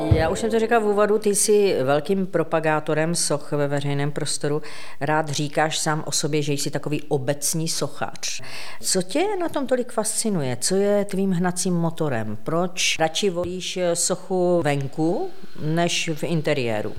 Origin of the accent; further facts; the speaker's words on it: Ostrava, Moravian-Silesian Region, Czechia; já jsem z Ostravy